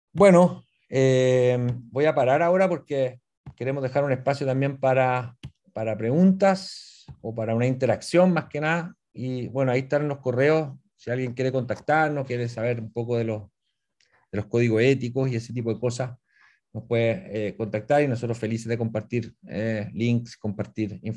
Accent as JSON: {"language": "Spanish", "town": "Puerto Varas", "region": "Los Lagos", "country": "Chile", "said": "y nosotros que somos acá de Puerto Vara."}